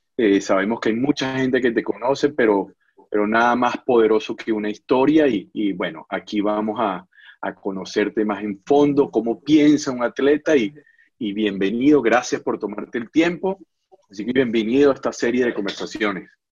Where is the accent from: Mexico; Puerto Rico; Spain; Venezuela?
Venezuela; Barquisimeto, Lara; moved away as an adult; yo viví en Barquisimeto una, cantidad importante de años, digo importante porque fue la etapa de la adolescencia, eh, llegué eh, estudiando quinto grado hasta graduarme de bachiller